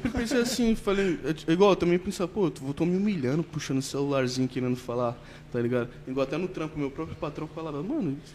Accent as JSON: {"language": "Portuguese", "region": "São Paulo", "country": "Brazil", "said": "eu falo, mano, eu sou da Baixada, tá ligado? E, tipo, na Baixada Santista já são uns caras muito pica, tipo, mano"}